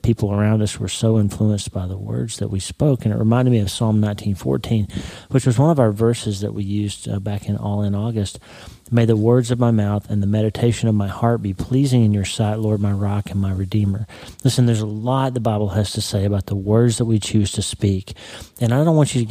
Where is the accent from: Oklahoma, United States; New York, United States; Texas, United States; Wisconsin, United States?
Oklahoma, United States; Broken Bow; My hometown, Broken Bow, is the neighbor city to Idabel, Oklahoma